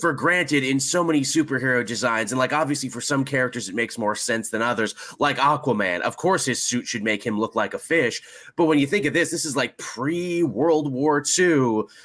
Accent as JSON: {"language": "English", "country": "Canada"}